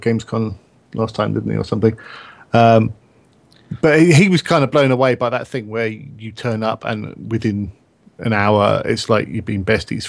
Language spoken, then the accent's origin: English; England, United Kingdom; being English